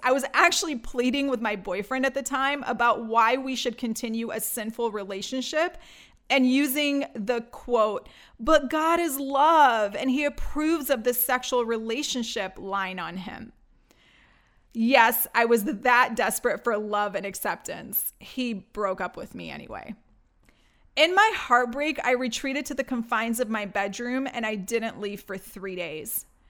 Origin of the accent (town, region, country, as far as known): Detroit, Michigan, United States; born or raised there; also born or lived in Baghdad, Iraq / Greece